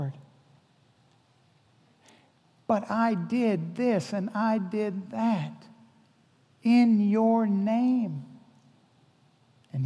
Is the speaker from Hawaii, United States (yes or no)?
yes; Hawaii, United States; I'm from Hawaii. I was born in Hawaii.